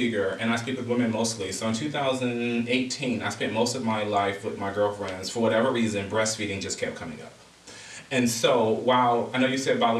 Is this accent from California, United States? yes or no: yes; Los Angeles, California, United States; No, I come from Los Angeles, where traffic is a part of our community.